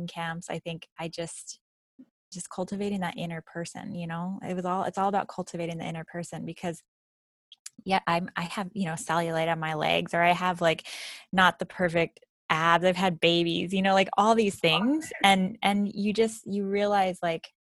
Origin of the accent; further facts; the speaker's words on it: 3 hours north of Los Angeles, California, United States; I grew up in California, that I was 3 hours north of Los Angeles